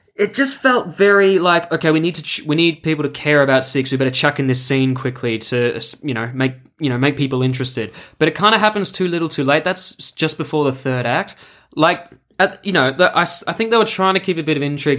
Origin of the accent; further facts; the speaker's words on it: Melbourne, Victoria, Australia; I come to you today from my hometown of Melbourne, Australia.